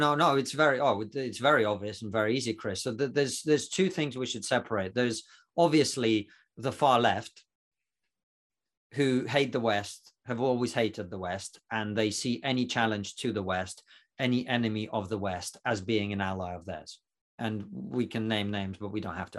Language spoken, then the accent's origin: English; Russia; now in United Kingdom; I'm actually not from Romania, uh, from, I'm from Russia.